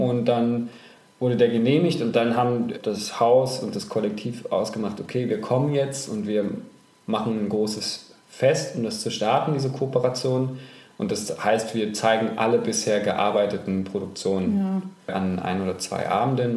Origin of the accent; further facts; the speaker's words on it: Thuringia, Germany; moved away as an adult; also born or lived in Hamburg / Düsseldorf; Ich bin in Thüringen aufgewachsen